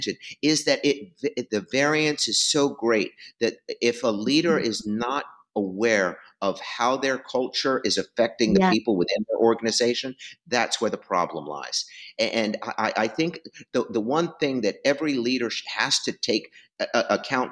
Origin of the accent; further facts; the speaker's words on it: East Coast, New Yorker, United States; accent: New Yorker; now in West Coast, United States; I grew up on the East Coast. You can tell by the way I talk